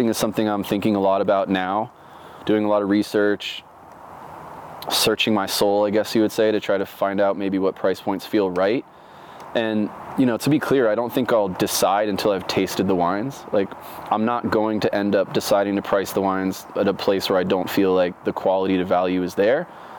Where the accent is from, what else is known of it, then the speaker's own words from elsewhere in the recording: Oregon, United States; I'm from Oregon. I make wine. I'm thousands of miles from home.